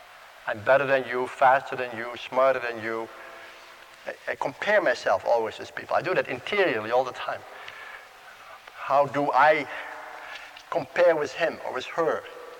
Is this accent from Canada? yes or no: no; Netherlands; Oh, he's from Holland too, you know, and we're both from Holland, same seminary.